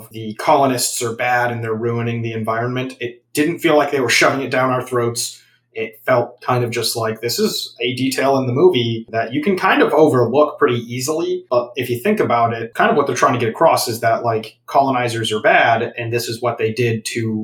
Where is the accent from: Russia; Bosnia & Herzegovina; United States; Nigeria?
United States; as an American